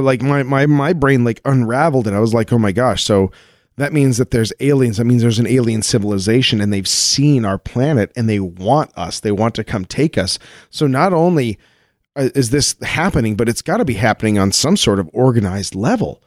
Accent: Colorado, United States; I grew up in Colorado, like like right at the base of a mountain

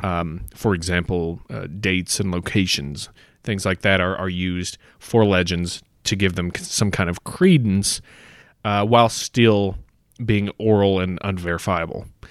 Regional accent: United States; growing up in America

